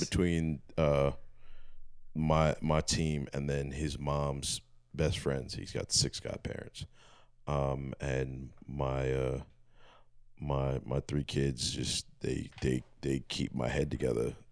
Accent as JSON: {"language": "English", "town": "Philadelphia", "region": "Pennsylvania", "country": "United States", "said": "I'm from Philly. Um, everything I do is Philly"}